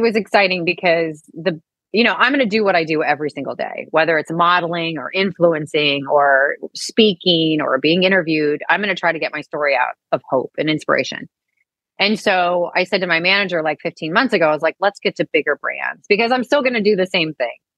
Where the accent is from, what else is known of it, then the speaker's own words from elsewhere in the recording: St. Louis, Missouri, United States; moved away; also born or lived in Dallas; I grew up in St. Louis